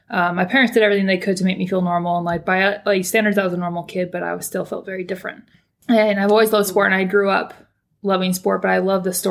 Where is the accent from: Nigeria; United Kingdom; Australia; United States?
United States; California; moved away as an adult; now in Auckland, New Zealand; Uh, I'm from the States, actually. I'm from California. Um, but I'm down here in New Zealand